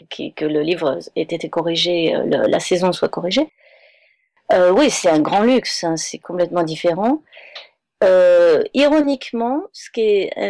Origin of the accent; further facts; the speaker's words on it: Manhattan, New York, United States; Non, je suis de Manhattan.